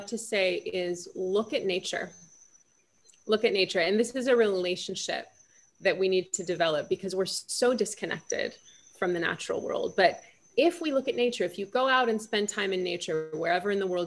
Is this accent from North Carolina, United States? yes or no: no; Los Angeles, California, United States; I'm from Los Angeles